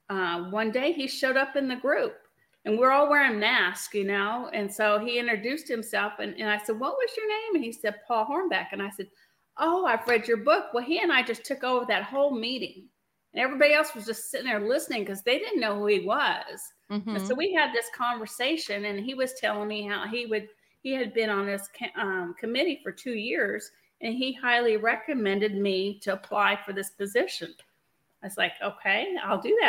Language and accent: English; California, United States; now in Kentucky, United States; I grew up in California, so I'm used to really beautiful weather